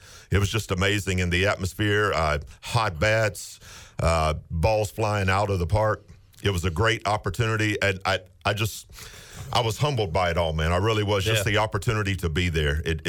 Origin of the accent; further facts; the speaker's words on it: the South, United States; You know, growing up in the South, I was always a Braves fan.